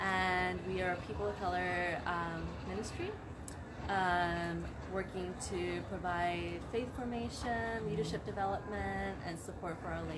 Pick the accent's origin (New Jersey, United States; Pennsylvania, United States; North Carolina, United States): Pennsylvania, United States; Philadelphia; I came from Philadelphia. Excited to be here.